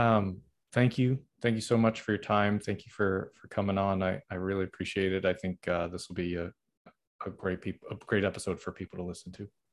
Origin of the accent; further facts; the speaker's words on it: Middleborough, Massachusetts, United States; also born or lived in Norwood, Massachusetts; I was born in Norwood, which is like close-ish to Boston, I guess, but I mainly grew up in Middleborough